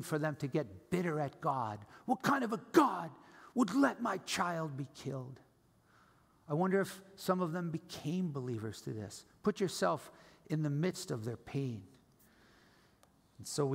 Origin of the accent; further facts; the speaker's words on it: New Jersey, United States; I'm from New Jersey.